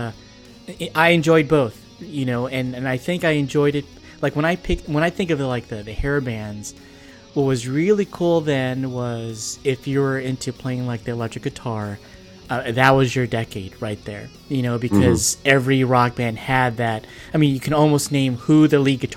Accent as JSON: {"language": "English", "region": "New Jersey", "country": "United States", "said": "we up in North Jersey, we call them hair bears"}